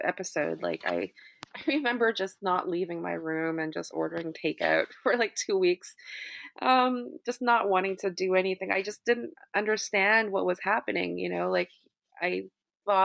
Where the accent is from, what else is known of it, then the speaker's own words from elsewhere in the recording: Vancouver, British Columbia, Canada; moved away as an adult; now in New York, United States; I grew up in Vancouver, you know, I studied the classics, performed, you know, with the Vancouver Symphony at an early age.